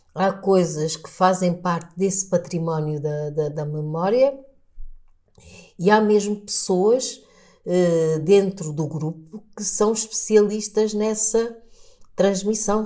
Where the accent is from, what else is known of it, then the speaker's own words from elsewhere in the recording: Lubango, Huíla, Angola; first language Portuguese; moved away as an adult; also born or lived in Luanda; now in Portugal; eu nasci numa região do sul de Angola